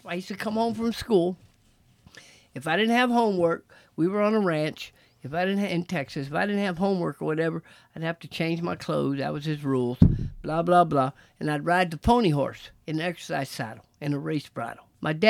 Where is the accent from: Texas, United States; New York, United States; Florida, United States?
Texas, United States; You know, I'm from Texas, man, riding at Texas.